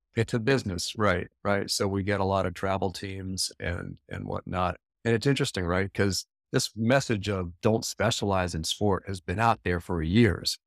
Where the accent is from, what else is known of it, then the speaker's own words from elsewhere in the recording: Alexandria, Virginia, United States; my hometown here of Alexandria